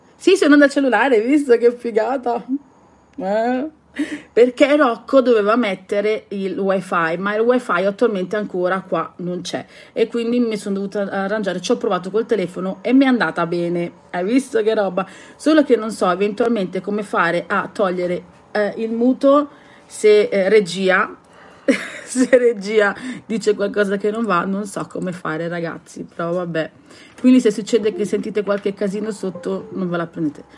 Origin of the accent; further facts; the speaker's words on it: Southern Italy, Italy; io sono terrona e noi siamo abituati comunque a gesticolare sempre